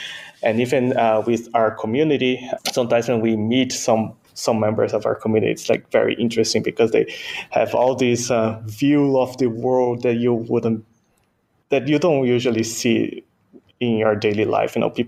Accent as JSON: {"language": "English", "country": "Brazil", "tie": "born there", "first_language": "Portuguese", "second_language": "English", "said": "So my native language is actually Portuguese. So I was born in Brazil. I'm a Japanese Brazilian, so my native language is Portuguese. Second language is English."}